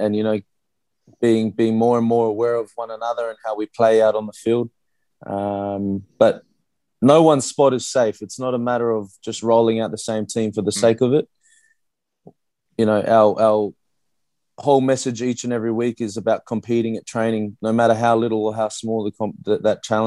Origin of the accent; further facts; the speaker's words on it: Brisbane, Queensland, Australia; moved away as an adult; also born or lived in Christchurch, New Zealand; now in Perth, Australia; I grew up in Brisbane at South Magpies Rugby Club